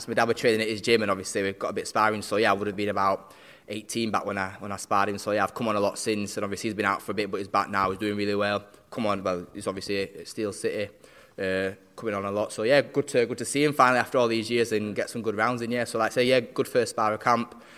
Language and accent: English; Barnsley, Yorkshire and the Humber, United Kingdom; we're both South Yorkshire lads. He's Sheffield, I'm from Barnsley